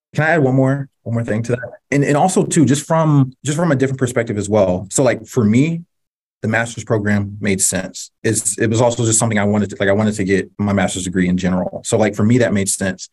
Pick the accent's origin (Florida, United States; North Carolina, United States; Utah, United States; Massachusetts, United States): North Carolina, United States; I grew up in North Carolina